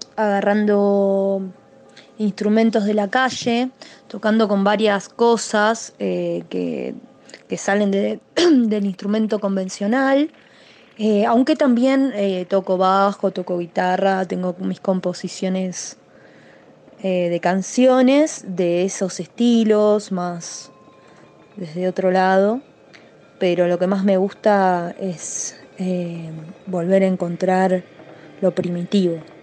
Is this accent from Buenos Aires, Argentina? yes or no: no; Argentine Patagonia, Chubut, Argentina; soy de Chubut, de la Patagonia Argentina